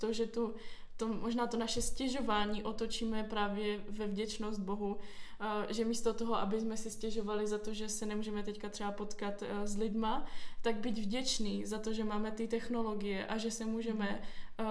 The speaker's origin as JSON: {"language": "Czech", "town": "Ostrava", "region": "Moravian-Silesian Region", "country": "Czechia", "tie": "born or raised there", "also_born_or_lived": "Olomouc", "moved": "as an adult", "lives_now": "Brno, Czechia", "said": "jsem se narodila v Olomouci a potom asi, když mě byly dva týdny, tak jsem se přestěhovala do Ostravy. Tam jsem prožila skoro celé své dětství a v 18 jsem se přestěhovala do Brna."}